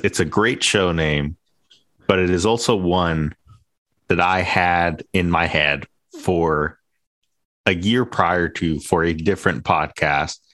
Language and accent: English; Inland Empire, California, United States; I grew up in the Inland Empire